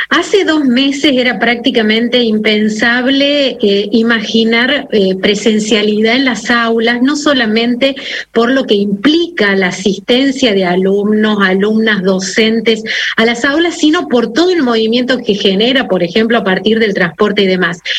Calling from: Comodoro Rivadavia, Chubut, Argentina; Bueno, somos de Comodoro Rivadavia, de la provincia del Chubut, provincia la que visitó en esta semana.

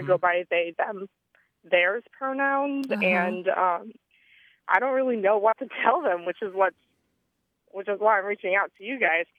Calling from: San Diego, California, United States; I'm calling from San Diego, California.

